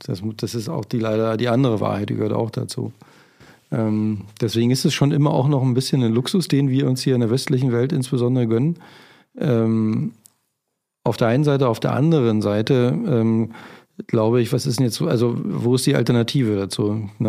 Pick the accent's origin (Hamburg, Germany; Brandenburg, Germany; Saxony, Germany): Brandenburg, Germany; Spreewald; now in Berlin, Germany; ich bin ja im Spreewald groß geworden